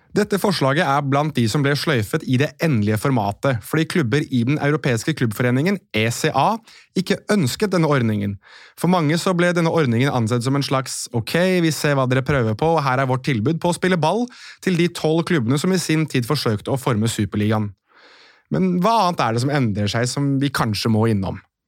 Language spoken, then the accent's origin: Norwegian; Norway; oss her hjemme i Norge